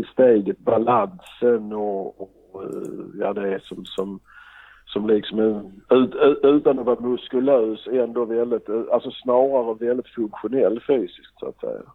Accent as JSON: {"language": "Swedish", "town": "Trelleborg", "region": "Skåne", "country": "Sweden", "moved": "yes", "lives_now": "Gothenburg, Sweden", "said": "Jag kommer från Trelleborg och bor i Göteborg."}